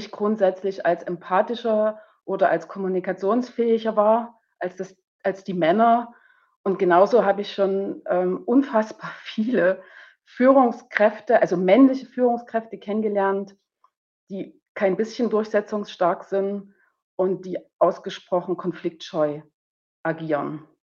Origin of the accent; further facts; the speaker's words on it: East Germany, Germany; zumindest hier in Bayern oder in Westdeutschland, ich bin ja aus dem Osten, da war das alles ein bisschen